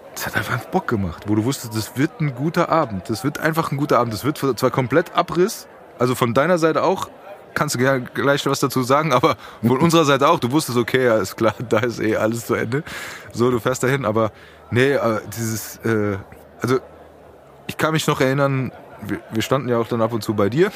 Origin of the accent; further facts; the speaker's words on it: Frankfurt, Hesse, Germany; wir sind ja Frankfurter